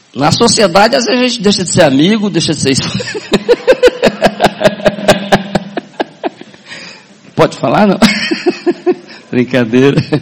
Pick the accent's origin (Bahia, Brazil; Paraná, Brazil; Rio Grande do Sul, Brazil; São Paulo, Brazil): Paraná, Brazil; Paranavaí; sou do norte do Paraná, Paranavaí. Quem conhece Paranavaí aqui? Conhece? Sou lá do norte do Paraná. Nasci lá em 64